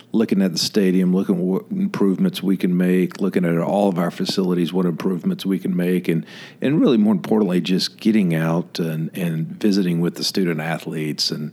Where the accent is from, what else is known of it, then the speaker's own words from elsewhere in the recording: Memphis, Tennessee, United States; now in Tallahassee, United States; growing up in Memphis